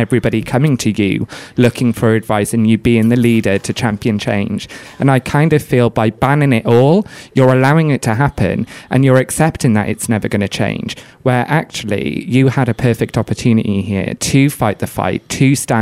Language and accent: English; Wales, United Kingdom; moved away; I'm from Wales originally, I'm not far from ABBA. A lot of my friends at secondary school went to ABBA Uni